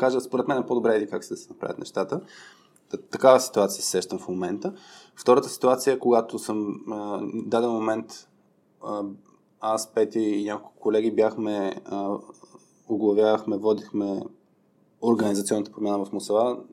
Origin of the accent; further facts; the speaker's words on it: Burgas, Burgas Province, Bulgaria; Аз съм от Бургас и, и съм на път да стана яка батка бургаска